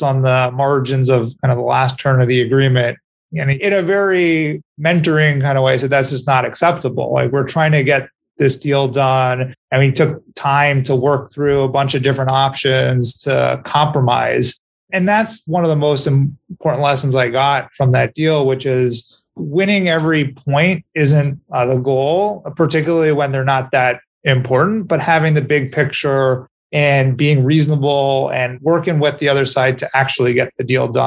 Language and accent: English; Montreal, Quebec, Canada; moved away as an adult; also born or lived in Ann Arbor, Michigan / Chicago / New York; I grew up in Montreal and I stayed through university there